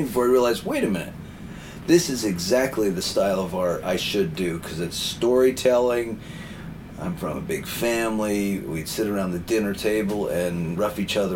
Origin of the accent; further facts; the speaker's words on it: Wyoming, United States; now in Boston, United States; I moved from the West to the East, and growing up in Wyoming, where everything was animals and scenery